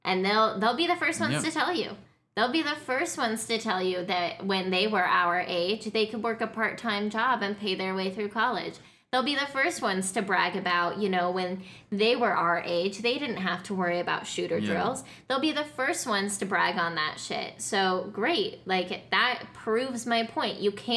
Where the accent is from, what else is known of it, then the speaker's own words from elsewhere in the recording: Colorado, United States; I grew up in Colorado